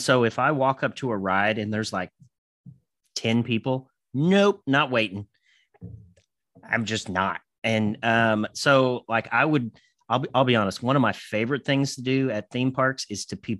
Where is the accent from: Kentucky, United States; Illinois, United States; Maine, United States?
Kentucky, United States; also born or lived in Indiana; I am from Kentucky, but I'm not that Southern.